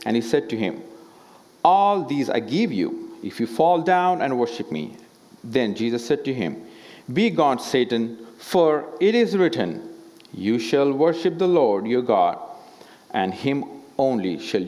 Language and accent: English; India; as an Indian